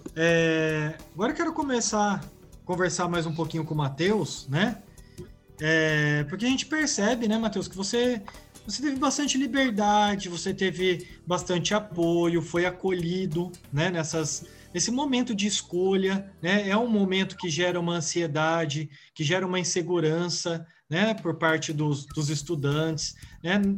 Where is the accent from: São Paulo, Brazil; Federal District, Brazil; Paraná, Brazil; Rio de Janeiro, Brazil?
São Paulo, Brazil; Bauru; permaneci aqui na, na minha cidade, sou de Bauru